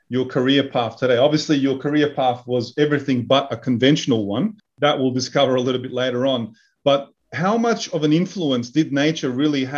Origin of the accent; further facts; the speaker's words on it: Tuzla, Federation of Bosnia and Herzegovina, Bosnia & Herzegovina; I'm also from Tuzla